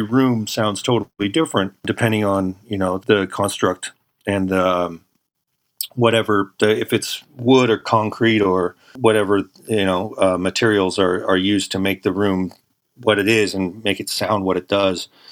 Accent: San Francisco Bay Area, California, United States; I'm from the San Francisco Bay Area.

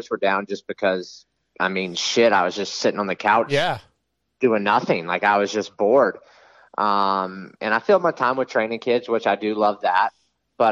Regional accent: East Coast, United States; I grew up on the East Coast

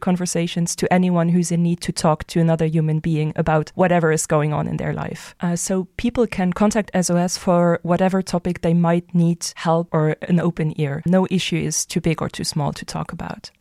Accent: Luxembourg; also born or lived in Germany; I'm originally from Luxembourg, so I also grew up here

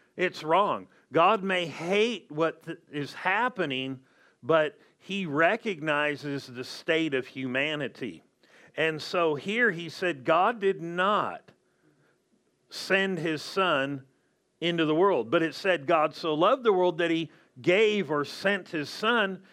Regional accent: Southern California, United States; I grew up in Southern California

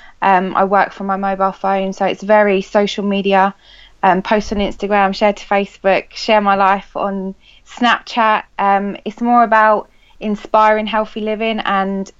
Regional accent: Ashford, South East England, United Kingdom; I'm from Kent, Ashford, Kent.

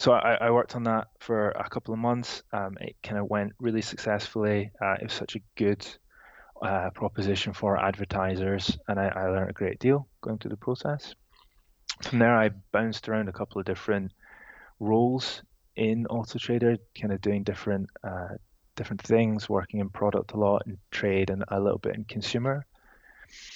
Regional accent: Edinburgh, Scotland, United Kingdom; moved away as an adult; also born or lived in Reading; now in London, United Kingdom; I'm from Edinburgh originally, and I moved to London a couple of years ago.

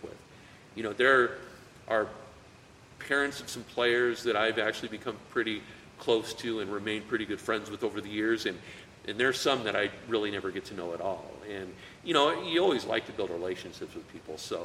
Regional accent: Greeley, Colorado, United States; we grew up in the same hometown. You know, we're both from Greeley

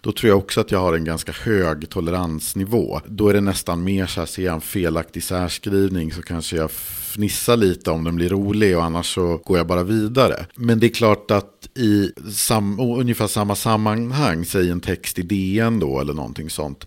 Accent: Mälaren Valley, Sweden; jag kommer från Mälardalen och från en trakt eller region där man tenderar att överanvända vart

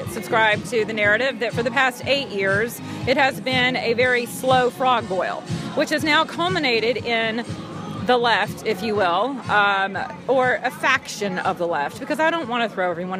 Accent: Atlanta, Georgia, United States; I'm from Atlanta, Georgia.

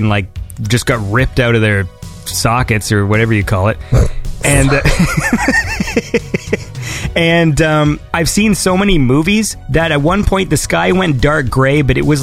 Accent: Canada; I'm a Canadian

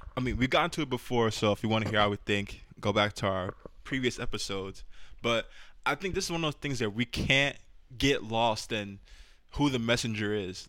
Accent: New York City, New York, United States; I'm from the Bronx

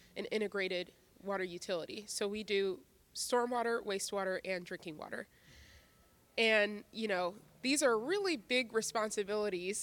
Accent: Philadelphia, Pennsylvania, United States; I was born and raised in Philadelphia

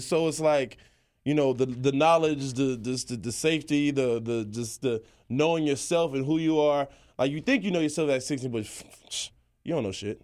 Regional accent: Charlotte, North Carolina, United States; growing up in Charlotte

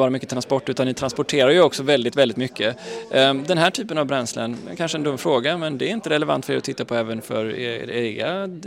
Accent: Gothenburg, Västra Götaland, Sweden; Jag är så himla stolt att det händer i min hemstad och i mitt hemland.

